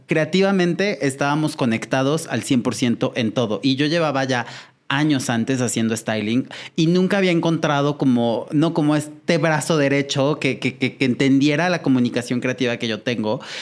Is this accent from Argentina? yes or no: no; Puebla, Mexico; Yo soy de Puebla